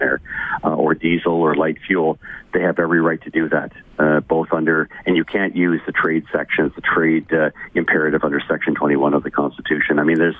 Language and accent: English; Ontario, Canada; I'm from Ontario.